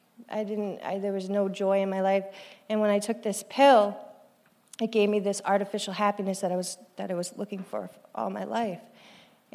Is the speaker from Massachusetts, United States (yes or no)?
yes; Cape Cod, Massachusetts, United States; I grew up on Cape Cod, Massachusetts.